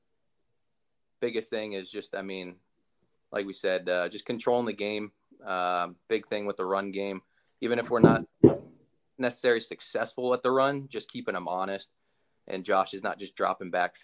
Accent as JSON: {"language": "English", "region": "South Florida", "country": "United States", "tie": "born or raised there", "moved": "yes", "lives_now": "Michigan, United States", "said": "I grew up in South Florida"}